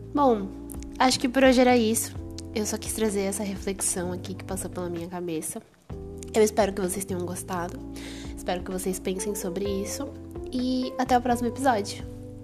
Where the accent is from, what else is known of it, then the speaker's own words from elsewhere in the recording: Brazil; eu sou brasileira